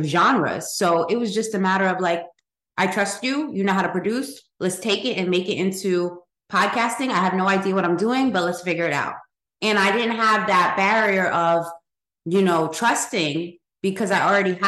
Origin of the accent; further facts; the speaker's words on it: Paterson, New Jersey, United States; We're close to New York growing up. You know, we grew up in Patterson